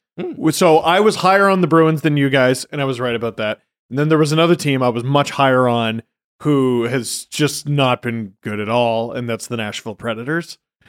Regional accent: Scarborough, Ontario, Canada

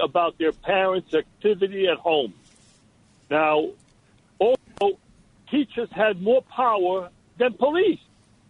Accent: Romania; moved away; I was born in Romania

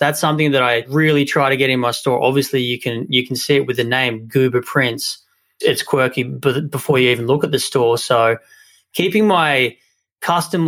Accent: Australia; moved away; my hometown in Australia

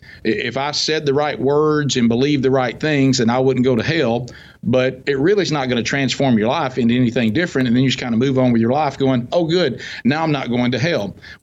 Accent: the South, United States; I'm from the South, so everybody goes to church.

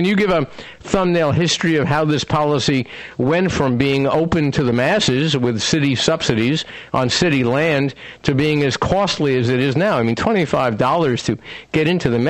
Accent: New York City, New York, United States; Well, when I grew up in the Bronx in New York

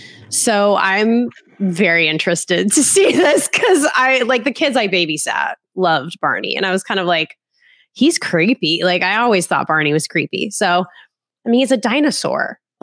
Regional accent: Orlando, Florida, United States; because I grew up in Orlando

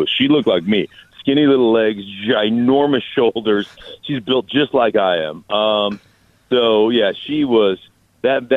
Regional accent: Anchorage, Alaska, United States; moved away; I'm up in Anchorage, Alaska, just up on the hillside right now, and enjoying, spending a little time at my childhood home

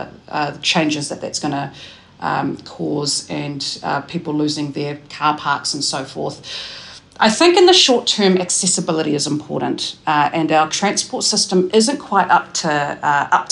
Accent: Taranaki, New Zealand; moved away as an adult; also born or lived in Cannons Creek, Porirua; now in Wellington, New Zealand; I grew up in Cannons Creek in Porirua before moving to Taranaki when I was about 7

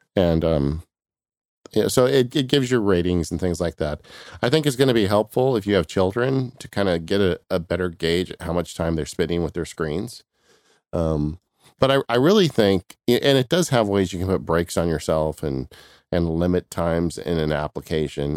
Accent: California, United States; I'm from California

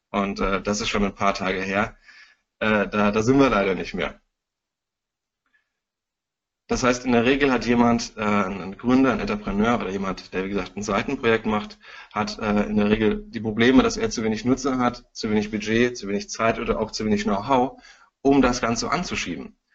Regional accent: Frankfurt, Hesse, Germany; ich bin Frankfurter Bub

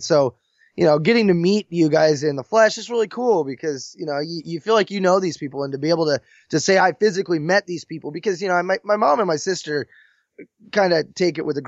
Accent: McMinnville, Oregon, United States; McMinnville, the town I was born in here in Oregon

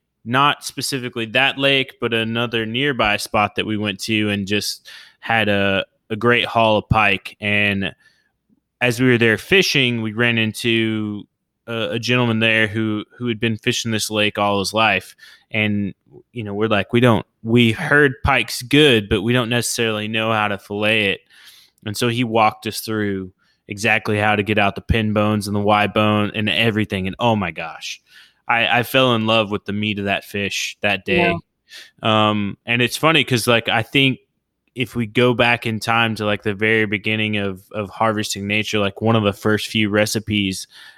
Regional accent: Oklahoma, United States; Because the furthest I lived north is like my home state in Oklahoma. And then for the rest of my life, I've lived in the southern part of the United States, be it on the West Coast or the East Coast.

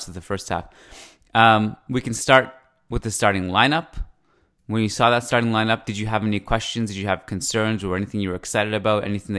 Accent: East Coast, Canada; accent: Persian, Canadian, East Coast; this Persian, Canadian, East Coast thing. But thank you. That's the first time I've been complimented on my accent, probably.

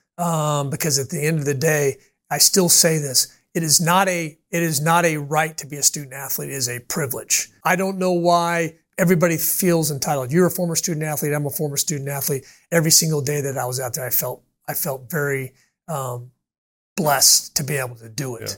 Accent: Kansas City, United States; now in Orlando, United States; I grew up in Kansas City

